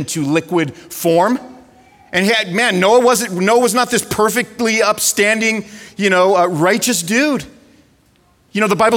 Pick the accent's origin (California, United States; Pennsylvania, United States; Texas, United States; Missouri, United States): California, United States; moved away; I'm from California